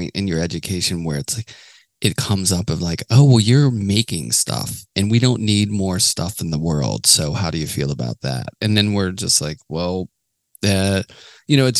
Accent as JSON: {"language": "English", "town": "Pittsburgh", "region": "Pennsylvania", "country": "United States", "tie": "born or raised there", "moved": "yes", "lives_now": "New York City, United States", "said": "I'm from Pittsburgh"}